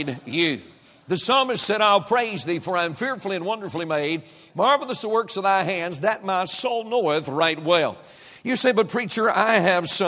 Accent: United States; I was born in the United States of America

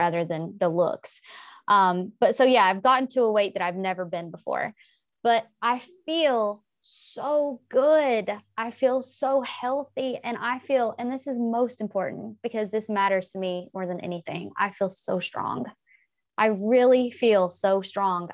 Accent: the South, United States; I'm from the South. We eat a lot of fried foods.

